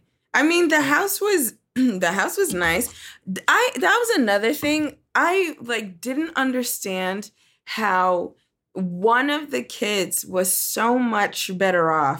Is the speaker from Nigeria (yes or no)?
yes; Nigeria; I'm Nigerian